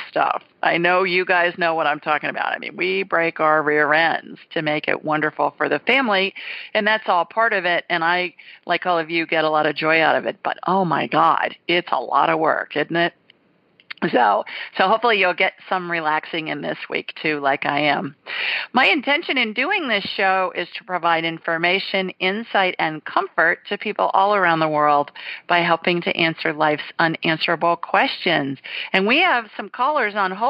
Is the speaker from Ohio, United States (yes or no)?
yes; Ohio, United States; A little kid, growing up in Ohio